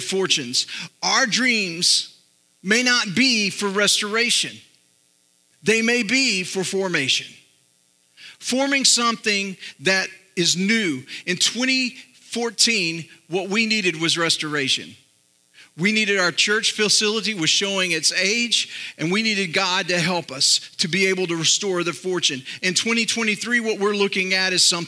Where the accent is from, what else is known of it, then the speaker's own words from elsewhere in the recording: Northeast Texas, United States; I grew up in Northeast Texas and then moved to Central Texas when I was 11, but I still have a little bit of that old Northeast Texas wisdom